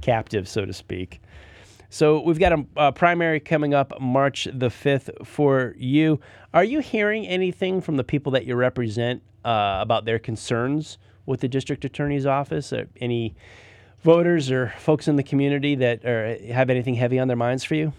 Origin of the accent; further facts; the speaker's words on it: Mooresville, North Carolina, United States; I'm from Mooresville